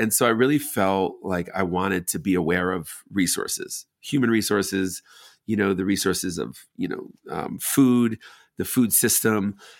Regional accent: New York, United States; moved away; growing up in New York, I loved just repurposed old buildings.

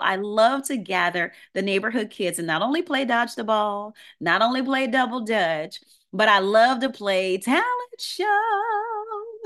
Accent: New Orleans, Louisiana, United States; I grew up in New Orleans, Louisiana

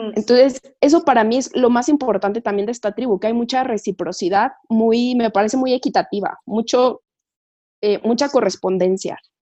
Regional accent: Toluca, State of Mexico, Mexico; moved away as an adult; now in Mexico City, Mexico; yo vivo en, mis papás viven en Toluca, yo vivo en México, pero yo soy de Toluca

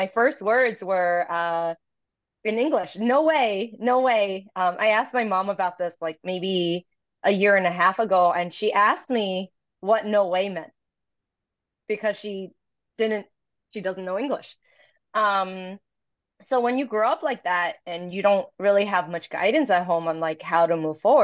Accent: New York City, New York, United States; first language Toisanese; also born or lived in Chicago; I was born and raised in Chinatown in Manhattan

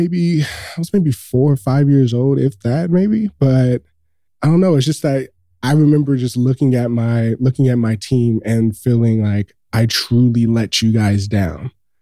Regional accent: Los Angeles, California, United States; So I grew up in South Central Los Angeles. So if anybody's listening to this has been in Los Angeles, I grew up pretty much down the street where they filmed Boys in the Hood. It's 2 blocks away from my home.

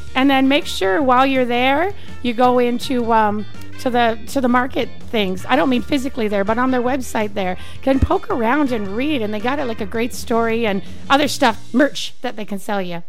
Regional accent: British Columbia, Canada; now in Arizona, United States; I'm from British Columbia

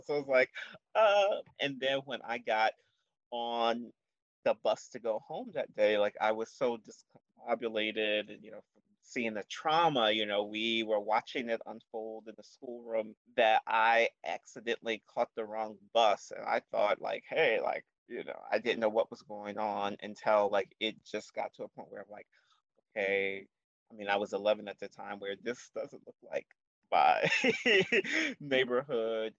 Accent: Baltimore, Maryland, United States; I am born and raised in Baltimore, but I moved around a bit

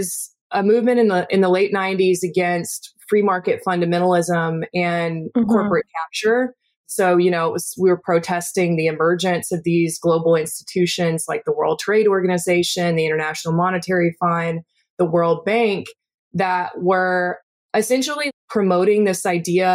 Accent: Georgia, United States; I grew up in Georgia in a manufacturing town. I grew up in a town that manufactured carpet.

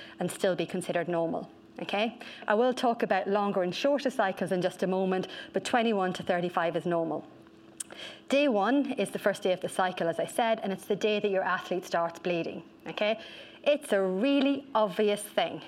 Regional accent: Ireland; accent: Irish; I am Irish

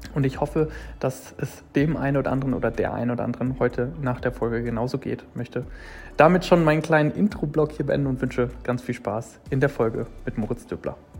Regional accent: near Bielefeld, North Rhine-Westphalia, Germany; Ich bin in der Nähe aufgewachsen, Nähe Bielefeld

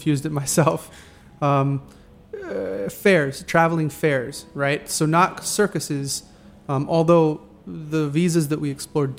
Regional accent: Texas, United States; moved away; As a boy growing up in Texas

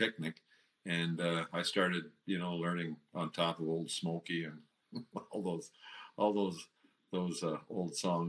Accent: Waterloo, Ontario, Canada; also born or lived in Durham, Ontario; now in Kitchener, Canada; I grew up in Waterloo.

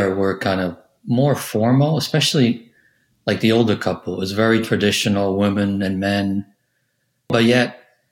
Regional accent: Italy; moved away; growing up in Italy, it was a little bit different

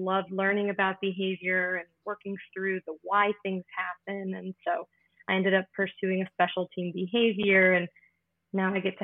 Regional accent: Maryland, United States; moved away as an adult; also born or lived in Florida / Washington, D.C.; now in Pennsylvania, United States; I'm originally from Maryland

